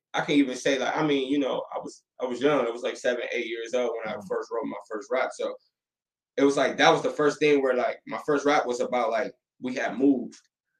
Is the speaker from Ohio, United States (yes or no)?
yes; Toledo, Ohio, United States; I'm from Outstate.